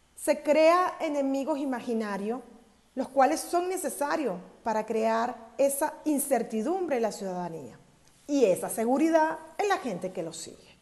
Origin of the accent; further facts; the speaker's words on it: Venezuela; now in Mexico; a mí como venezolana de origen